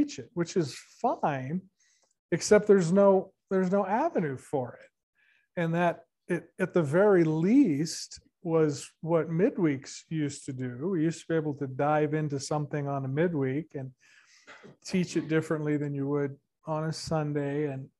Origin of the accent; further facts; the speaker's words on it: Santa Barbara, California, United States; moved away; we're from Santa Barbara, which is apparently a bigger city than this